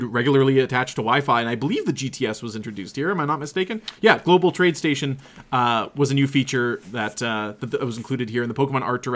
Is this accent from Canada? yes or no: yes; Canada; we're from Canada